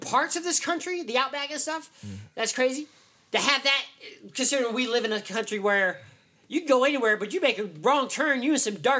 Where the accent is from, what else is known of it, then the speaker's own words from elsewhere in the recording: Las Vegas, Nevada, United States; I'm from Vegas